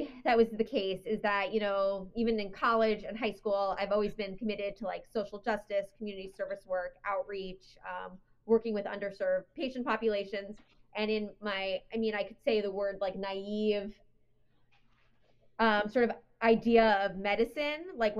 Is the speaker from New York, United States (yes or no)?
yes; New York, United States; moved away as an adult; also born or lived in Connecticut / Philadelphia; now in North Carolina, United States; I grew up in New York, went to college in Connecticut at Wesleyan University, went to medical school at the University of Pennsylvania School of Medicine.